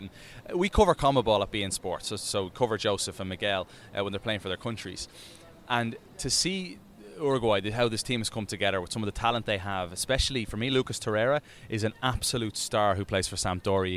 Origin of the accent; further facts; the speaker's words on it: Dublin, Leinster, Ireland; moved away; when I grew up over in Dublin.